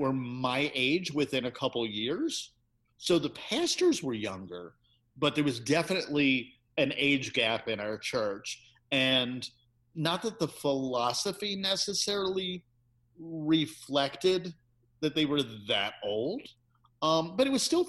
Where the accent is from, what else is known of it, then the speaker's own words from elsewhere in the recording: Bucks County, suburban Philadelphia, Pennsylvania, United States; when we moved from Philadelphia to suburban Philadelphia out in Bucks County, when I was probably about six, back in the 60s